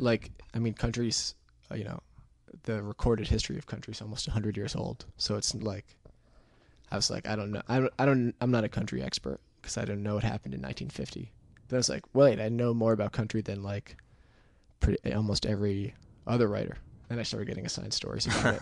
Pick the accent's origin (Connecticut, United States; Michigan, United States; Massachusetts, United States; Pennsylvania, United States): Connecticut, United States; moved away as an adult; now in New York, United States; it's on, like, the Rhode Island, Connecticut border, like that side of Connecticut